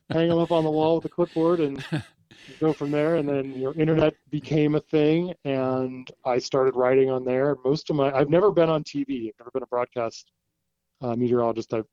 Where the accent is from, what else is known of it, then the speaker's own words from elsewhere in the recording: West Coast, United States; also born or lived in Washington / Oregon / California; so I kind of say I grew up on the Pacific Coast, you know, Washington, Oregon, California, all but down there.